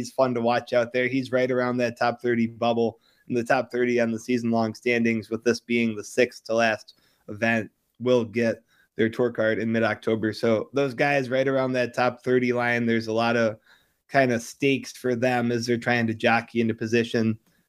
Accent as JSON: {"language": "English", "town": "Buffalo", "region": "New York", "country": "United States", "said": "I'm from Buffalo"}